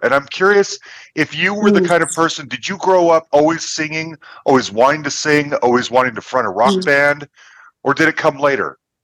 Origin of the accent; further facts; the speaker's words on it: Salt Lake City, Utah, United States; I grew up in Salt Lake City, Utah, which is probably Podunkville